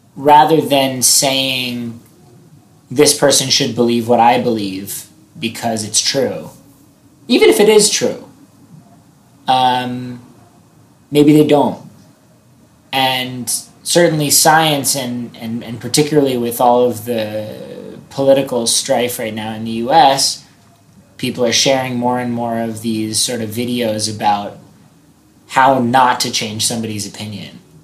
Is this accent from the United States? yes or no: yes; United States; as an American